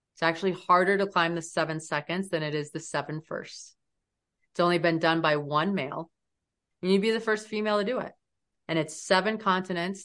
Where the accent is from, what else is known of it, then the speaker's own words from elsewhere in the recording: United States; especially as an American